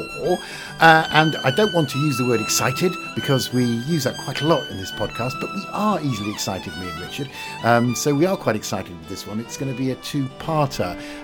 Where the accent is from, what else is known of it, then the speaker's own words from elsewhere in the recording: Yorkshire and the Humber, United Kingdom; as a Yorkshireman